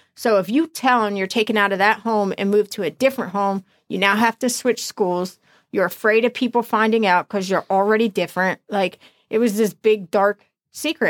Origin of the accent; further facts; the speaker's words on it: New Jersey, United States; also born or lived in Florida; I was born up here in New Jersey.